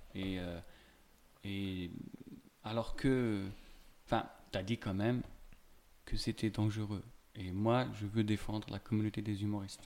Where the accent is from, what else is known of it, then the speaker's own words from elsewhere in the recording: Algeria; now in France; j'ai grandi en Algérie, avec une culture très nationaliste